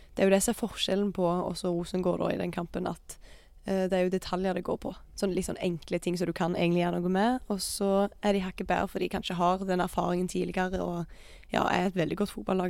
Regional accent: Jæren, Rogaland, Norway; jeg er fra Jæren

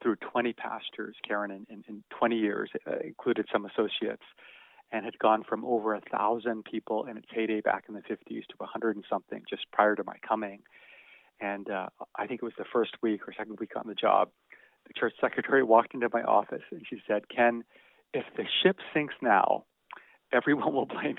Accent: Canada; also born or lived in Tokyo, Japan / England; ended up in Canada as a family when I was about 8 years old

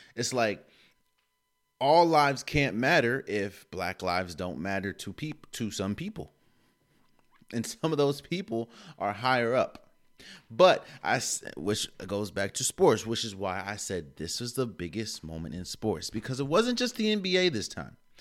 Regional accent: DMV, United States; D N V native.

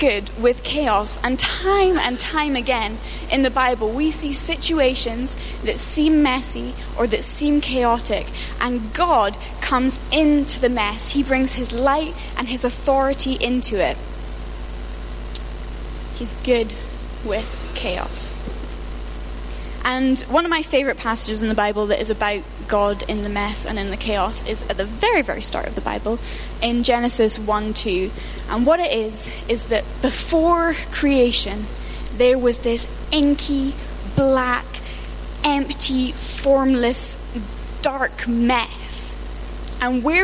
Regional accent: United Kingdom; especially as British people

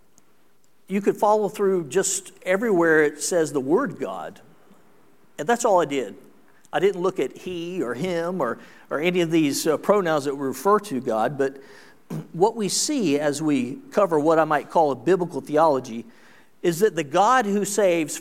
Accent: South Carolina, United States; I was raised in South Carolina

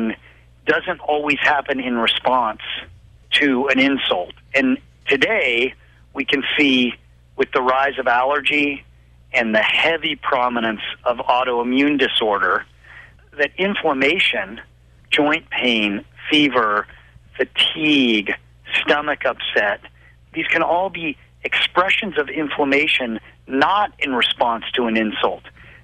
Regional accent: Boulder, Colorado, United States; growing up in Colorado, in Boulder

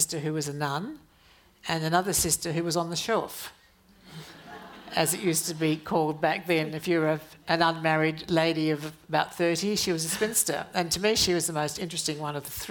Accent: Adelaide, South Australia, Australia; when I was growing up in Adelaide

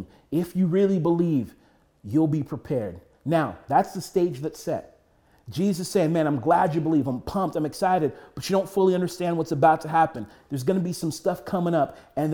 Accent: United States; we as American Christians

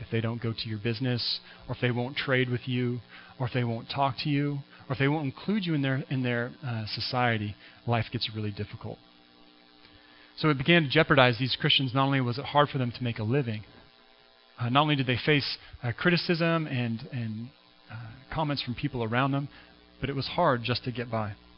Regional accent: Washington, United States; moved away as an adult; also born or lived in Vancouver, Canada; now in Kootenays, Canada; where I grew up in Washington State

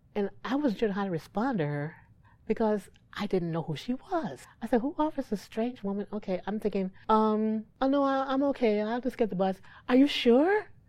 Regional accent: Gary, Indiana, United States; I'm from Gary

